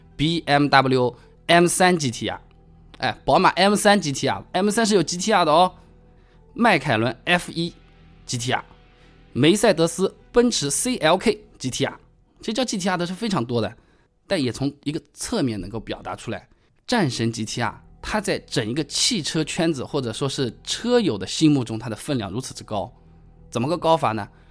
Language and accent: Chinese; China; 我们中国人大多数也比较讨厌日本人